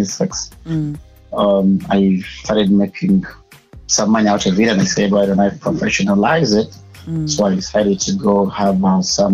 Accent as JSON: {"language": "English", "country": "Uganda", "tie": "born or raised there", "said": "I was born and raised in Uganda"}